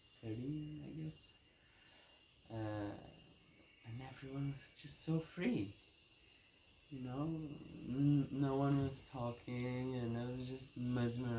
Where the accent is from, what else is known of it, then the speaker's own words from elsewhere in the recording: Azores, Portugal; moved away; I come from Portugal and the Azores Islands.